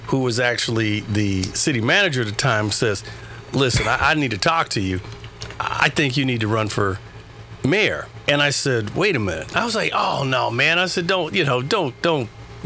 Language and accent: English; Long Beach, California, United States; also born or lived in Compton; I grew up in Long Beach